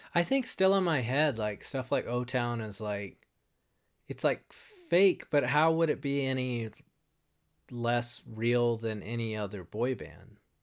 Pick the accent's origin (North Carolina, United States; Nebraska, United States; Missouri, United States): North Carolina, United States; Wilmington; I grew up in, uh, Wilmington, North Carolina